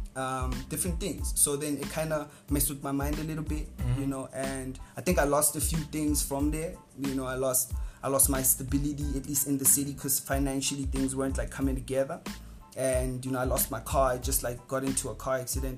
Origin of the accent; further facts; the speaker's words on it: South Africa; English is a second language; also born or lived in Johannesburg; I'm, I'm from Boch, so Boch is such a warm place.